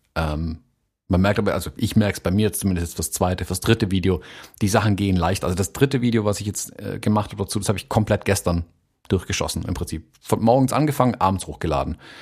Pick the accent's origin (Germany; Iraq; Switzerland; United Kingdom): Germany; Baden-Württemberg; bei uns in Baden-Württemberg